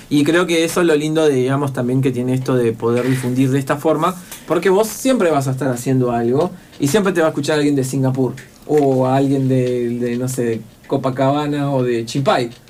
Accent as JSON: {"language": "Spanish", "region": "Neuquén", "country": "Argentina", "said": "en el que soy un chabón de Neuquén, de la loma del Montoto, y que no soy hijo de gente, digamos, que, a mí me pueda habilitar"}